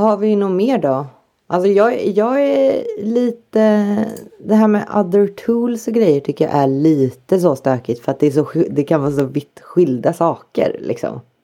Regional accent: Sweden; jag är ju pur svensk

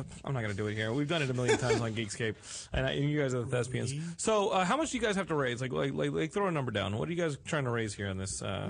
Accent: Texas, United States; I grew up in Texas.

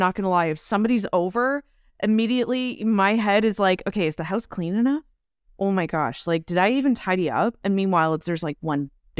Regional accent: Ireland; Listen, I'm Irish. Okay.

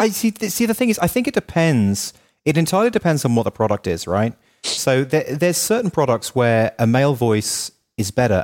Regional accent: United Kingdom; moved away as an adult; also born or lived in Los Angeles, United States; as a Brit

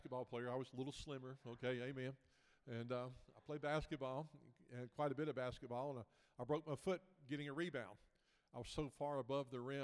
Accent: Memphis, Tennessee, United States; moved away as an adult; now in Florida, United States; Originally from Memphis, Tennessee, about 50 years, and the last 14 years been down in Florida

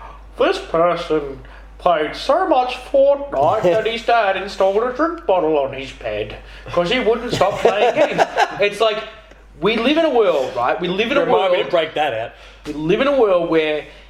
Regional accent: Australia; We're Australian

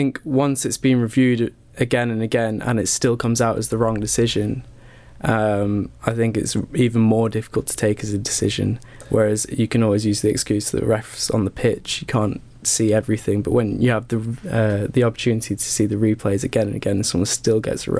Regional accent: United Kingdom; I think coming from being a British football fan, yeah, it's so difficult to see, start to understand the culture of supporting a team in America.

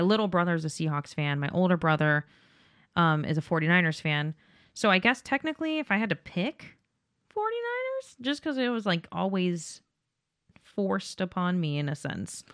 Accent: Las Vegas, Nevada, United States; I'm from Vegas

